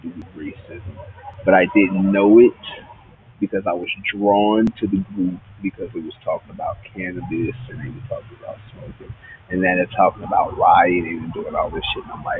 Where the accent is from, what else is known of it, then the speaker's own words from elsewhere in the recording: Houston, Texas, United States; I'm from Houston.